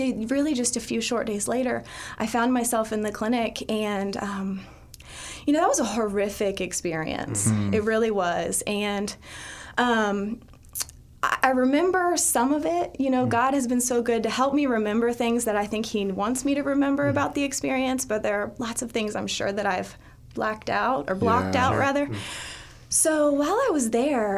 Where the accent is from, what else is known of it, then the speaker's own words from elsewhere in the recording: Dayton, Ohio, United States; I grew up in Dayton, Ohio